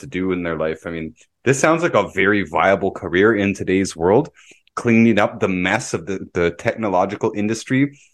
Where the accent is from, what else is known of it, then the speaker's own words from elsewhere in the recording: Toronto, Ontario, Canada; moved away as an adult; now in Kirkland Lake, Canada; a lot of people that I grew up with in Toronto